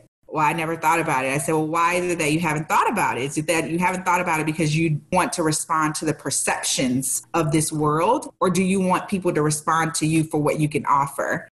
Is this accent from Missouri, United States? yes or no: yes; St. Louis, Missouri, United States; I'm from the Midwest. I grew up in St. Louis